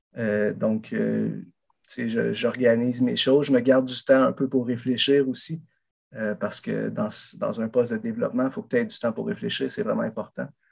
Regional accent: Saint-Adrien, Quebec, Canada; je suis allé euh, à Saint-Adrien, dans mon village natal

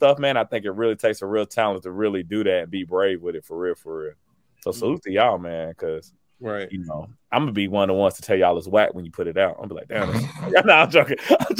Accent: St. Louis, Missouri, United States; born there; I was born in St. Louis.

